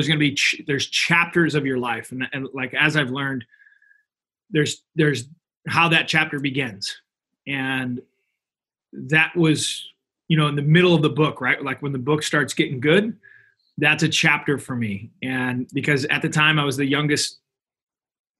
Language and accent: English; Missouri, United States; I'm from Missouri